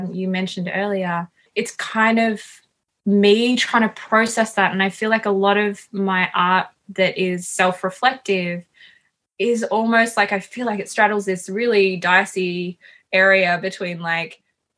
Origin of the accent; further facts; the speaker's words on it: Sunshine Coast, Queensland, Australia; I grew up on the Sunshine Coast in Queensland.